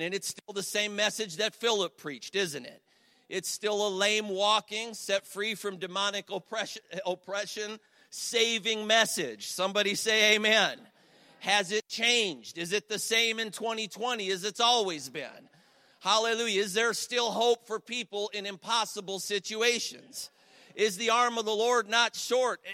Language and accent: English; Cleveland, Ohio, United States; moved away as an adult; now in Ashtabula, United States; I'm from the Cleveland area originally. I live in Ashtabula now